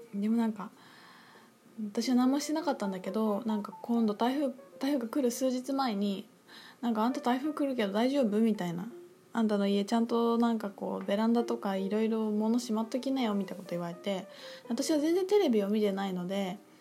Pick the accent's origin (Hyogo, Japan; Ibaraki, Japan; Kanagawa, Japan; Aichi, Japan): Aichi, Japan; 私愛知県で育ったんですけど